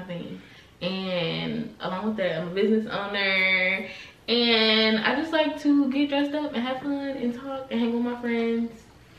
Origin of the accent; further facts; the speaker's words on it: Henderson, North Carolina, United States; I'm 25. I'm from Henderson, North Carolina. A little bitty baby, little small town. It's itty bitty. Our nicest restaurant is Ruby Tuesdays. But I love my hometown.